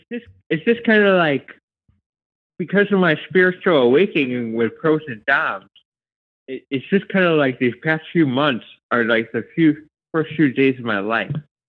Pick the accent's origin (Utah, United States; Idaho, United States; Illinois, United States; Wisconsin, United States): Idaho, United States; I'm from Idaho